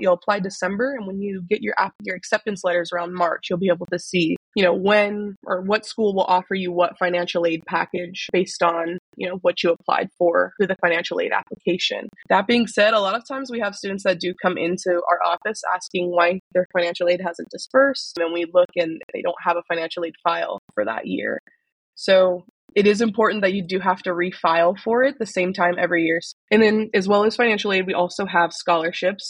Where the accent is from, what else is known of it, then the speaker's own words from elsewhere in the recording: Sacramento, California, United States; I'm from Sacramento